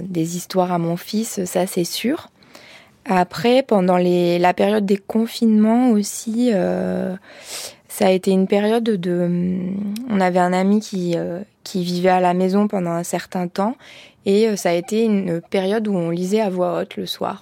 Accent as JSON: {"language": "French", "area": "Ardèche", "region": "Auvergne-Rhône-Alpes", "country": "France", "moved": "yes", "said": "j'étais partie de l'Ardèche"}